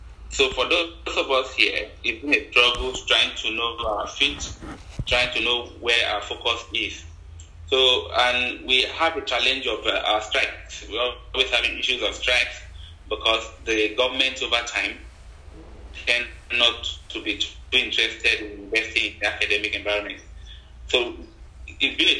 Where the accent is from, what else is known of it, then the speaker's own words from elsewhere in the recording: southern Nigeria, Nigeria; I am from Nigeria, southern part of Nigeria